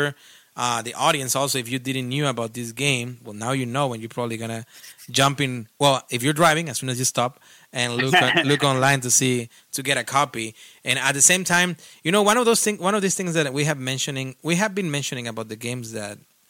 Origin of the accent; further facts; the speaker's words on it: Mexico; I'm not from Spain, of course. I'm from Mexico